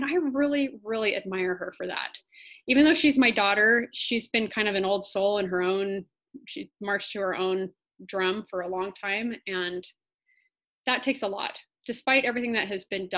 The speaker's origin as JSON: {"language": "English", "region": "Washington", "country": "United States", "tie": "born or raised there", "also_born_or_lived": "Blakely Island, Washington", "moved": "yes", "lives_now": "Maui, United States", "said": "I was not born on Maui. I was born in Washington, but my family's from a very small island in Washington state."}